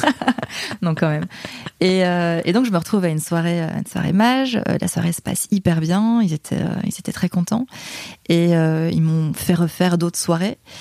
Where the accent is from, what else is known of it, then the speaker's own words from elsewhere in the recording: Liège, Wallonia, Belgium; moved away as an adult; now in Paris, France; je suis belge. Je viens de, de Liège, en Belgique.